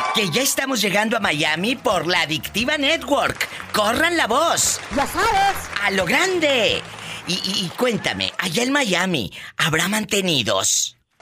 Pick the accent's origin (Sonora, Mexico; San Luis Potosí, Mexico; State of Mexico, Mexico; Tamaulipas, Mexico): Tamaulipas, Mexico; yo soy de Tamaulipas